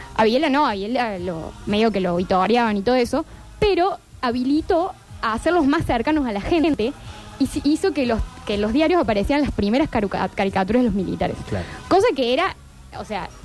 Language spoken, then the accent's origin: Spanish; Argentina; documentales que hacemos como Argentina